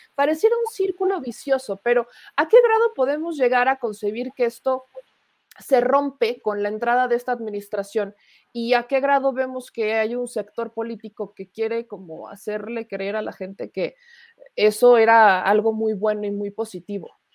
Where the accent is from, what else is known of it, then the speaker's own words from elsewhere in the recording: Mexico; hemos vivido como mexicanos